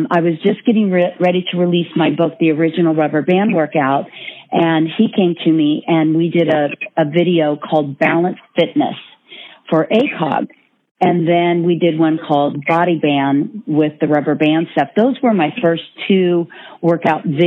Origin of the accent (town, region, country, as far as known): Northern California, United States; born or raised there